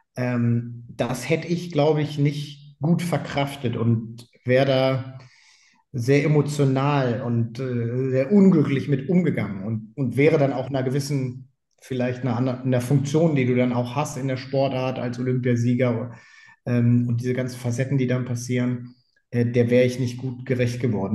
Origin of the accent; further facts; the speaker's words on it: Leverkusen, North Rhine-Westphalia, Germany; ich bin in Leverkusen groß geworden.